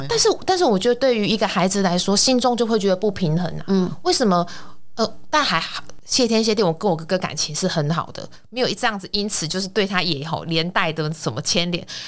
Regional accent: Kaohsiung, Taiwan; moved away as an adult; also born or lived in northern Taiwan; 因为我是南部人嘛

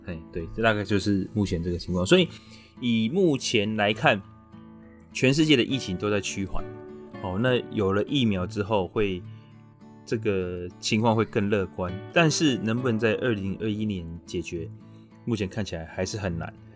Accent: Taiwan; 我们台湾人其实对医疗专业其实是很， 很信任的

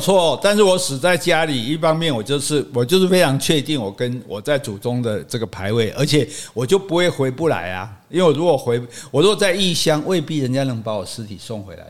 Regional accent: Taiwan; 我们台湾人

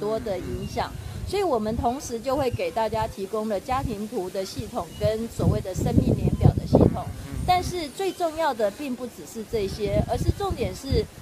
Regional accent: Tainan, Taiwan; moved away as an adult; now in Hsinchu, Taiwan; 包括回到我的故乡，台南也是一个选项

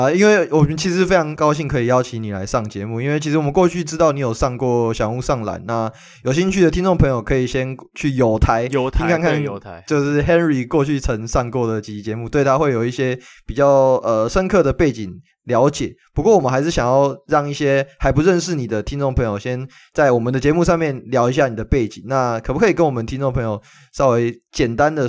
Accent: Taoyuan, Taiwan; 跟跟我算同乡啦，我也是桃园人。

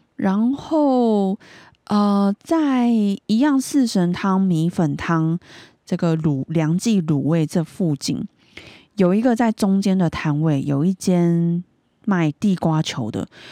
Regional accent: Taipei, Taiwan; 因为我是台北人，然后我没有比较

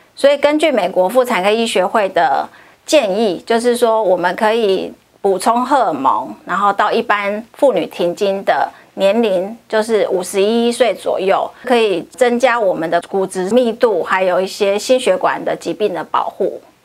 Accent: Hualien, Hualien County, Taiwan; 我本身是花莲人，所以我很高兴可以回到我的家乡，替我的乡亲们服务

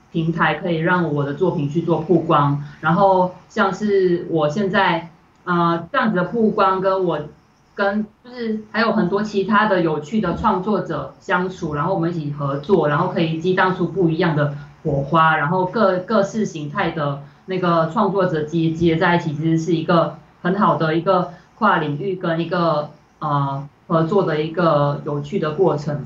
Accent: Malaysia; moved away as an adult; now in Taiwan; 我来台湾就读，哦，我以前，我十八岁以前都是在马来西亚生活这样

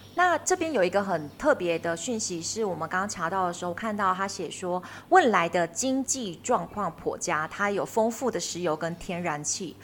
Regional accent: Taiwan; also born or lived in Finland; 我们台湾人要花十万、二十万去追极光

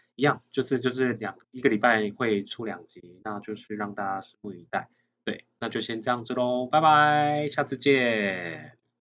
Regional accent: Nantou County, Taiwan; 因为我像我自己本身的话是南投乡下长大的孩子

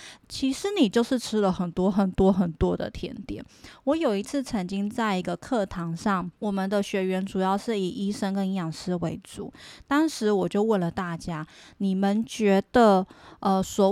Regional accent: Taiwan; 我们台湾人

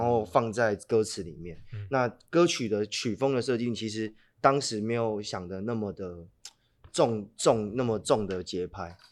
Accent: Hualien, Hualien County, Taiwan; 因为我是，我是花莲人，那我自己跟莫展跟一些老舍的，就是花莲的一些音乐人，就有些都是高中就认识

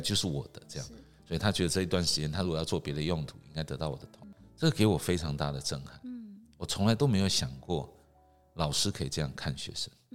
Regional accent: Taiwan; 我生长在台湾，我是台湾人

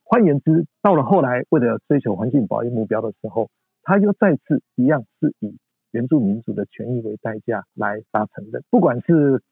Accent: Hualien County, Taiwan; also born or lived in Heidelberg, Germany; 我从小在这边长大

